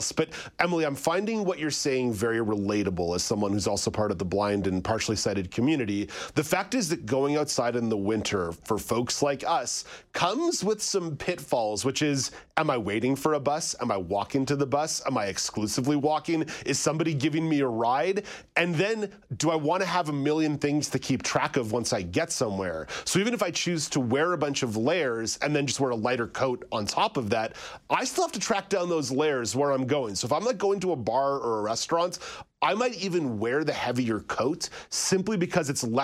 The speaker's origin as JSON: {"language": "English", "town": "Montreal", "region": "Quebec", "country": "Canada", "tie": "born or raised there", "also_born_or_lived": "Ottawa", "moved": "yes", "lives_now": "southern Ontario, Canada", "said": "I grew up in Montreal. Mm-hmm. I lived in Ottawa for over a decade."}